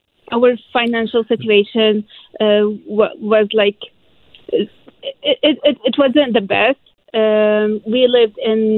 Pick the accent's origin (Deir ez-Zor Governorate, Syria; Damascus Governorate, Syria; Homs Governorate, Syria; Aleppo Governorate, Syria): Aleppo Governorate, Syria; Aleppo; English is a second language; also born or lived in Egypt; now in Vancouver, Canada; So I'm Syrian. I'm from Aleppo, which is northern Syria.